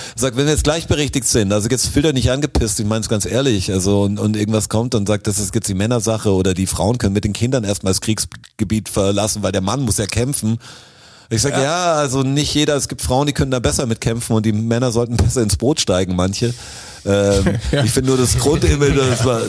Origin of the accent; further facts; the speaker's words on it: Swabia, Baden-Württemberg, Germany; alle haben leicht Schwäbisch gesprochen, natürlich, wo ich herkomme